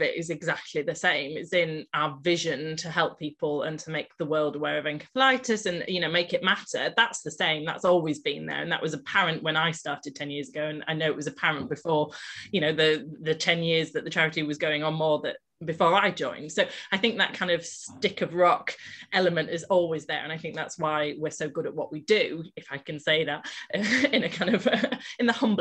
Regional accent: Malton, Yorkshire and the Humber, United Kingdom; also born or lived in south of England; I moved back up to Malton, which is my hometown

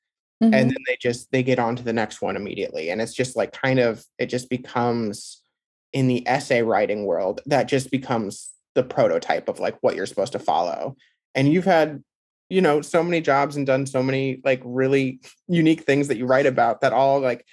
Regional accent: Midwest, United States; being a Midwesterner

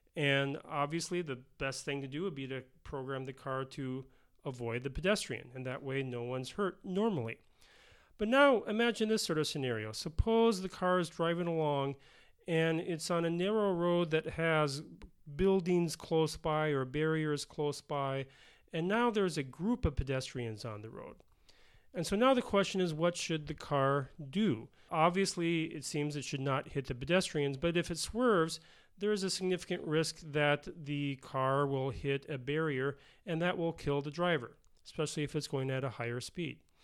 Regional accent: Bloomington, Minnesota, United States; moved away as an adult; also born or lived in Denver, Colorado / Pennsylvania; now in South Dakota, United States; I grew up in Minnesota in the, uh, the suburb of Bloomington, uh, which is a suburb of Minneapolis

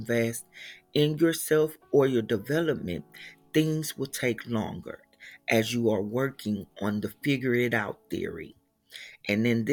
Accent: Houston, Texas, United States; I am originally from Houston, Texas

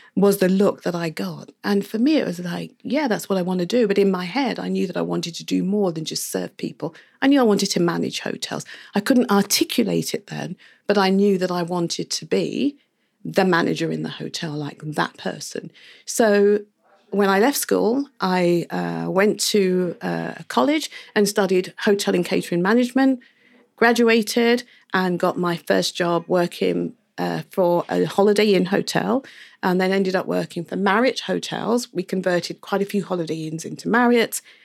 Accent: England, United Kingdom; now in Barbados; when I was growing up in the U K.

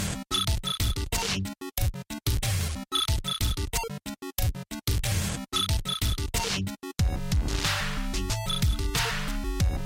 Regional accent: New Jersey, United States; I grew up in New Jersey

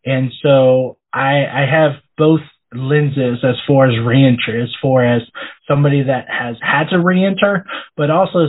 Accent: Washington, United States; now in Pennsylvania, United States; So I actually grew up in Washington, and so that's really where I consider home. But now I've lived in Pennsylvania since 2014.

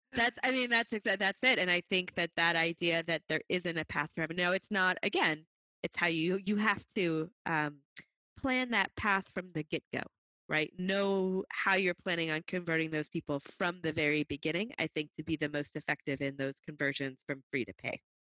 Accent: Boston, Massachusetts, United States; my hometown, Boston.

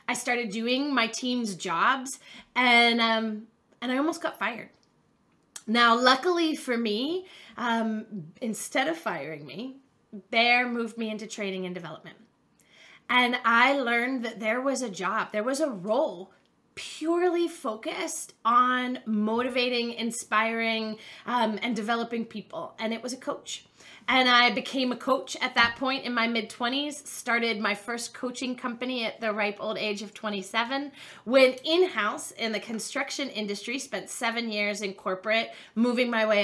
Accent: Pittsburgh, Pennsylvania, United States; I grew up in Pittsburgh, Pennsylvania

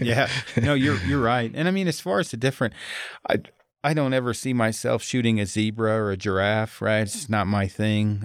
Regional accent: United States; I'm American

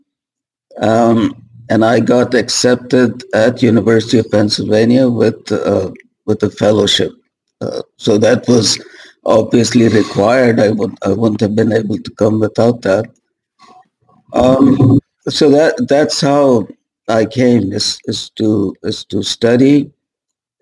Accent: Pakistan; moved away as an adult; also born or lived in India / Karachi, Pakistan; now in United States; I grew up in Pakistan up to the age of 20, 21, I guess.

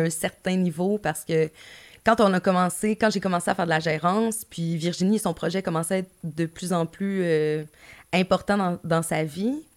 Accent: Gaspé, Quebec, Canada; moved away; Je, travaillais en Gaspésie, je viens de Gaspé

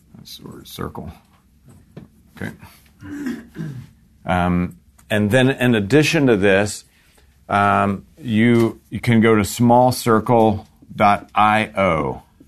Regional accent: Florida, United States; I'm from Florida

